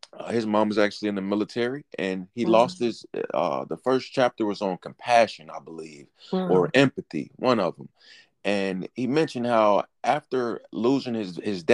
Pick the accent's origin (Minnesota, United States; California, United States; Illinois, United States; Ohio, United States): Illinois, United States; Chicago; I'm from Chicago.